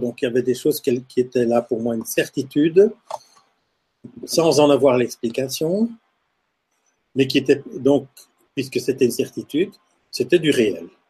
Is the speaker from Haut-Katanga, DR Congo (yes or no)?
yes; Lubumbashi, Haut-Katanga, DR Congo; now in Belgium; Donc je suis né en Afrique, je suis né à Elisabethville, qui est devenue Lubumbashi aujourd'hui